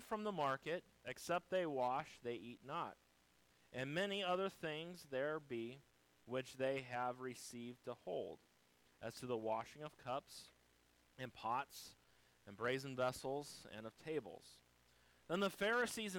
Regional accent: United States

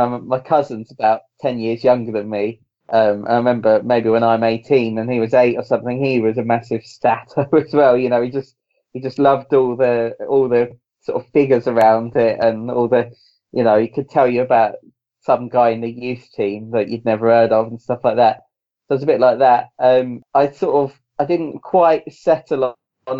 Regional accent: England, United Kingdom; I'm English, but as much as I'm English, my dad was born in Northern Ireland.

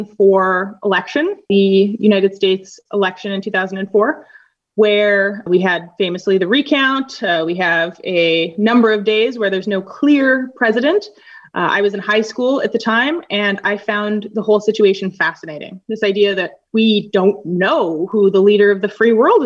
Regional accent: Winnipeg, Manitoba, Canada; moved away as an adult; also born or lived in Northern Ireland / Madison, Wisconsin; I am from Winnipeg, Manitoba, Canada

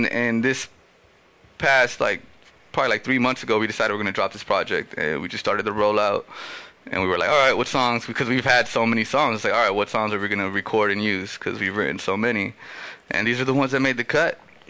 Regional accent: Los Angeles, California, United States; first language Spanish; English is a second language; I'm a first generation Latino who grew up in South Central with deep, deep roots from where my family's from. And I wanted the people to understand that, you know, like I'm from South Central LA, but I'm also Ecuadorian

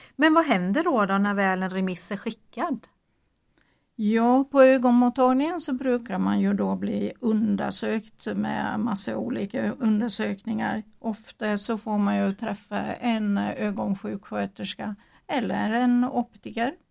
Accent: Gotland, Sweden; accent: Gotland dialect; moved away as an adult; now in Jönköping, Sweden; jag kommer från Gotland men det är eh, snart 40 år sedan jag bodde där men det är ju en förklaring till varför jag pratar så konstigt eller har så konstig dialekt

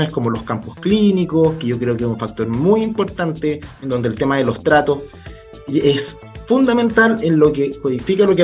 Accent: Santiago, Santiago Metropolitan Region, Chile; yo soy, soy de Santiago

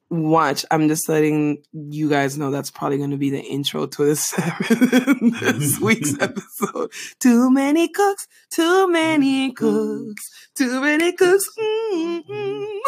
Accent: Panama; moved away; growing up in Panama

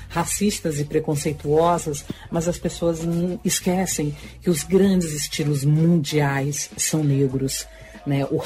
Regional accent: Lago da Pedra, Maranhão, Brazil; E, e para mim é uma grande honra de ter vindo de Lago da Pedra. Eu sou interiorana e, e ter vindo de tão longe

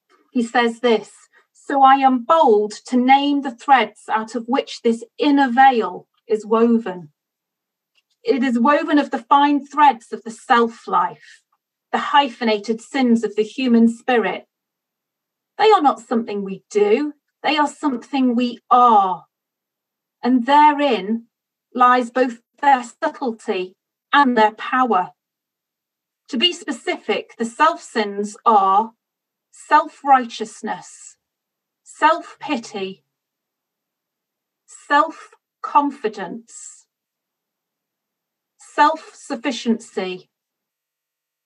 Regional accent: United Kingdom; I'm British

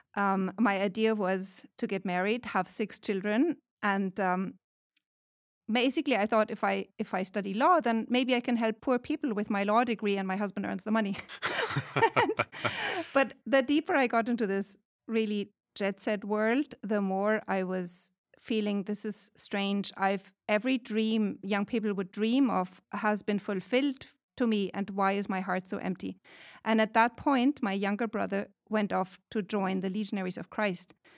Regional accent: Germany; moved away as an adult; now in California, United States; I am from Germany, but I teach at Saint Patrick's Seminary and University since twenty eighteen

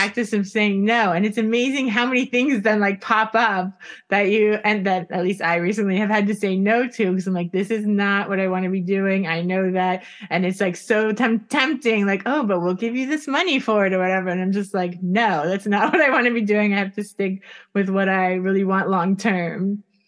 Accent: Florida, United States; we're from Florida

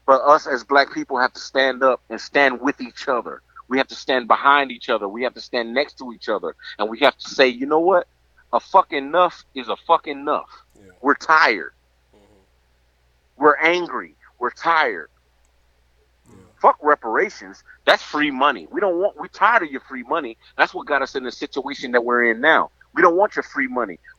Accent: rural Mississippi, United States; here in the rural area of Mississippi where I live

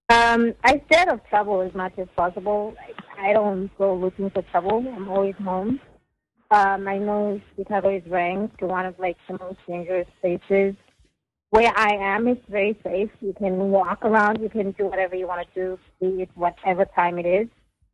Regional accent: KwaZulu-Natal, South Africa; I will tell you then that I'm from KwaZulu-Natal.

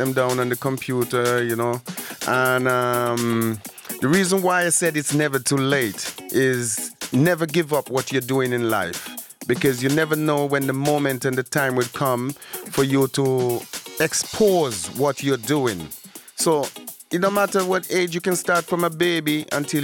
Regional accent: Antigua & Barbuda; moved away; I'm originally from Antigua and Barbuda

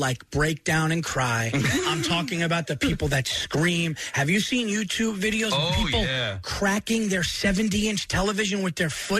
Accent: New York, United States; Yes. Born and raised New York.

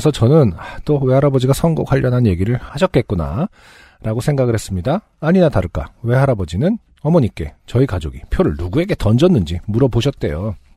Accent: Andong, North Gyeongsang, South Korea; 저희 고향은 경상북도 안동입니다.

